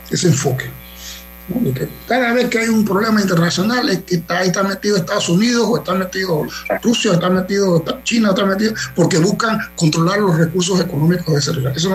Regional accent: Ukraine; no es porque yo soy un ucraniano que hable ruso, significa que yo soy pro anti-ucraniano.

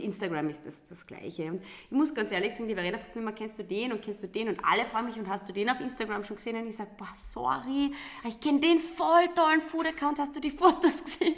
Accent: Lungau, Salzburg, Austria; now in Carinthia, Austria; ich bin eine gebürtige Lungauerin

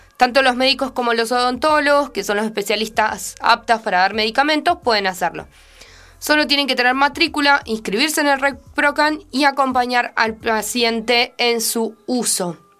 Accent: Argentina; nuestro país

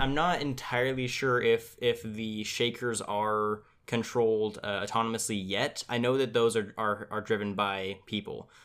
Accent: Tulare, California, United States; here in my, in my hometown of Tulare, I live in Tulare, California

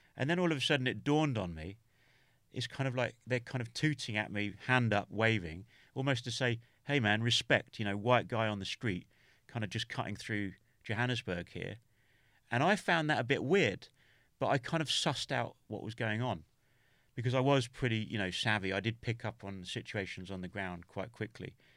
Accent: England, United Kingdom; also born or lived in Norway; I'm English

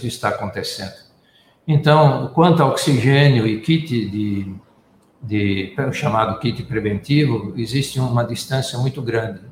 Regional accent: Forquilhinha, Santa Catarina, Brazil; now in Manaus, Brazil; eu sou nascido em Forquilinha

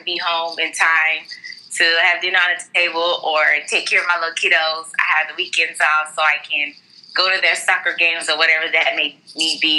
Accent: Houston, Texas, United States; I'm from Houston, Texas, Southwest Houston, Texas, to be exact. And I'm Nigerian

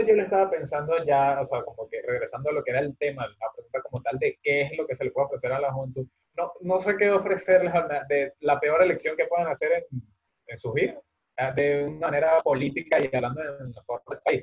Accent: Venezuela; now in Spain; somos de ahí

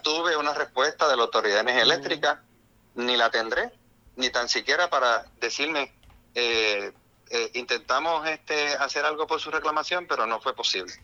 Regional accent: Puerto Rico; como todo puertorriqueño

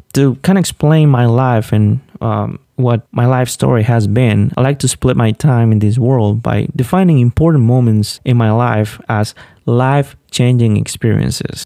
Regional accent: Olanchito, Yoro, Honduras; moved away; I was born and raised in Honduras, a small town named Olanchito

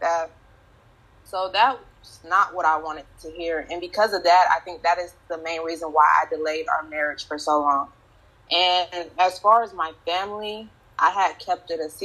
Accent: the South, United States; that's how I was raised in the South.

